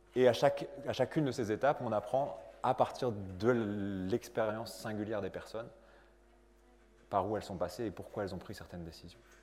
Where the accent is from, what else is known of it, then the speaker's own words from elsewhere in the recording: France; also born or lived in Lille; je suis né en France.